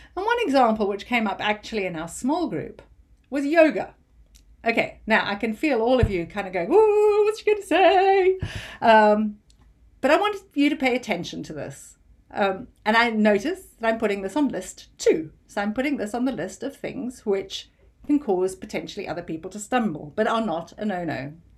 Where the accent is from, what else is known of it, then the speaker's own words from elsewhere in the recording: United Kingdom; as a Brit